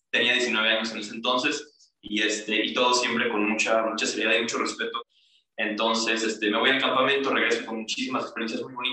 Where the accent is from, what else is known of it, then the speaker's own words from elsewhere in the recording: Toluca, State of Mexico, Mexico; also born or lived in Aguascalientes / Colima / Sonora; now in Puebla, Mexico; Yo soy de Toluca, del estado de México